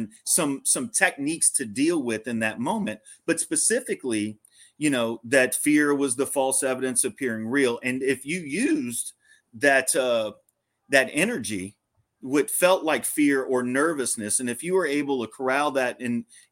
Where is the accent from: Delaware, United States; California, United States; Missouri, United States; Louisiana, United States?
Louisiana, United States; growing up in Louisiana